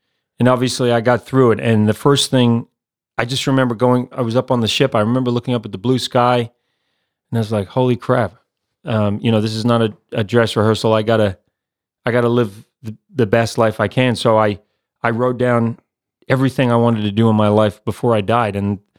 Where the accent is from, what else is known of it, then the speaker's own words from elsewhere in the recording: New Zealand; accent: mixed; Yeah. So, yeah, I'm from New Zealand, even though I've got this mixed up accent.